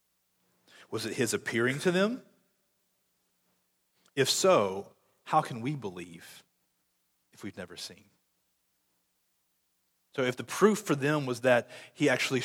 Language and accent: English; Conway, United States; I'm from Conway